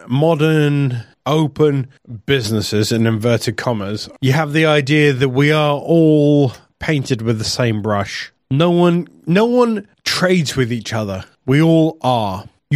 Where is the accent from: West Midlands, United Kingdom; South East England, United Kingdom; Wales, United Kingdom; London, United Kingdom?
Wales, United Kingdom; I am Welsh, I am proud, and I work in an industry that doesn't actually have borders.